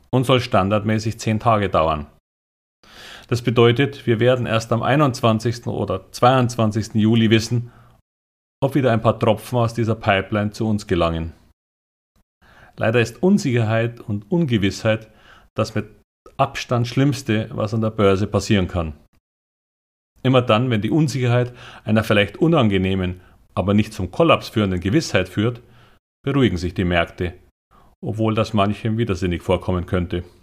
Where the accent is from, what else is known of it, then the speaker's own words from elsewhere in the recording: Bavaria, Germany; aber als Bayer bevorzuge ich Karl Valentin als Quelle.